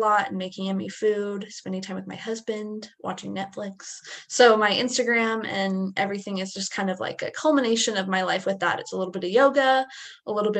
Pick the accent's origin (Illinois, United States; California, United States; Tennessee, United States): California, United States; Southern; also born or lived in Idaho; I grew up in Southern California